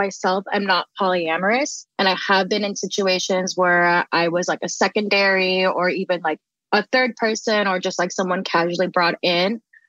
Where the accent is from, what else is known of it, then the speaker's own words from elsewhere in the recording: Philippines; I'm Filipino and I lost my Lola about 2 years ago.